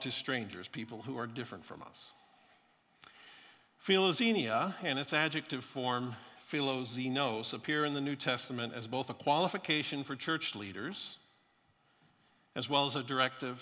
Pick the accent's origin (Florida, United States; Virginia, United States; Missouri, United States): Florida, United States; born or raised there